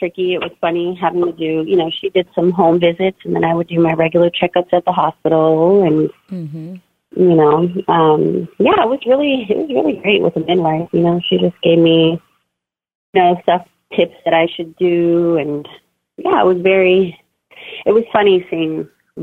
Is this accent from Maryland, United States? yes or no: no; Bay Area, California, United States; I grew up in the Bay Area. Right now, my husband and I live in Castro Valley